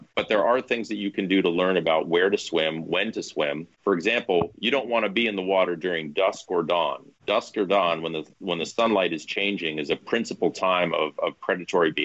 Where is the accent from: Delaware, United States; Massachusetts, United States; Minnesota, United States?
Massachusetts, United States; Martha's Vineyard; now in Boston, United States; I'm from Martha's Vineyard, and I can tell you the story about growing up there